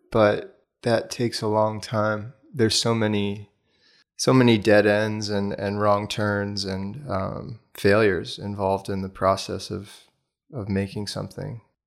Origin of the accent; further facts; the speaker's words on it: Bethesda, Maryland, United States; moved away as an adult; also born or lived in Washington, D.C. / Boulder, Colorado; I was born in Washington, D C. and then grew up in the suburbs just outside. So most of my youth was in Bethesda, Maryland